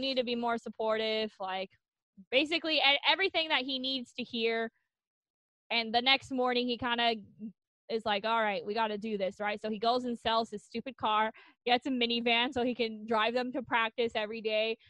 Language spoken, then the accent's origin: English; United States; growing up in America